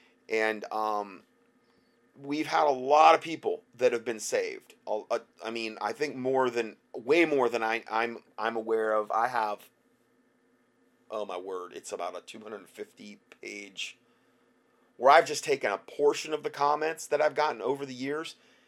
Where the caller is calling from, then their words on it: Phoenix, Arizona, United States; I'm from Phoenix, Arizona area.